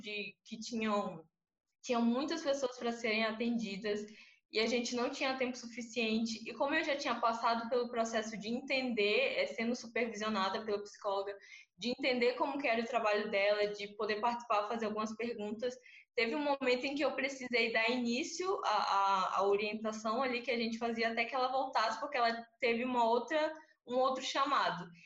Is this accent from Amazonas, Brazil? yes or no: yes; Amazonas, Brazil; also born or lived in Recife; eu sou do Amazonas